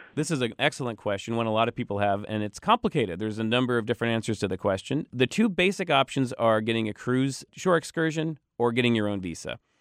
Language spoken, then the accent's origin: English; United States; as an American who doesn't speak Russian